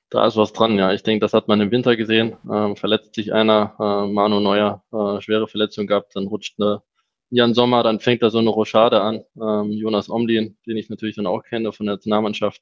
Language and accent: German; Germany; moved away as an adult; also born or lived in Switzerland; now in Salzburg, Austria; Ich bin ja aufgewachsen in Deutschland